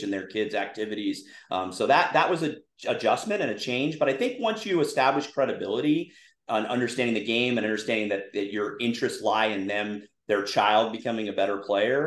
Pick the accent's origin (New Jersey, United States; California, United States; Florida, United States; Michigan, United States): California, United States; Southern; I grew up in Southern California. I went to an all-boys Catholic high school called Damien High School. It's in La Verne, California